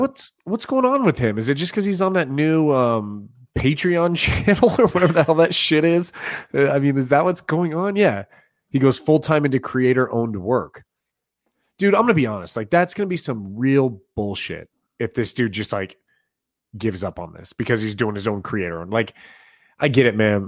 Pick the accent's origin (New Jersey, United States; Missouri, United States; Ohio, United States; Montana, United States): Missouri, United States; Kansas City; moved away; I'll show you around my hometown